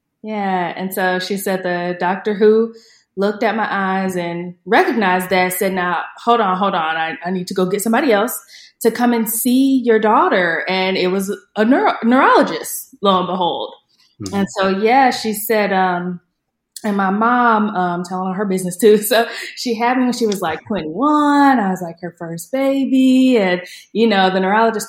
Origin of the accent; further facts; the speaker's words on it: Indiana, United States; I'm a February baby, and I'm from Indiana, so it's cold there